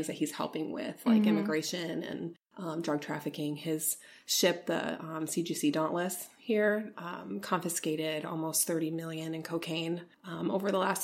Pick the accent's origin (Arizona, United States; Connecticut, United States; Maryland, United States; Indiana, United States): Indiana, United States; Elkhart; moved away; I was born in Elkhart, Indiana. It's close to Notre Dame. So it's kind of usually how I describe where I'm from